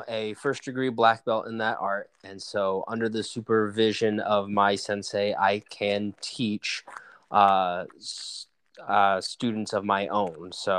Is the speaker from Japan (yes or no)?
yes; Japan; born there; also born or lived in southern United States / Washington State; So I was born in Japan in a military family. And so most of my life, I traveled around pretty much between other countries and the southern United States, and eventually ended up settling in Washington State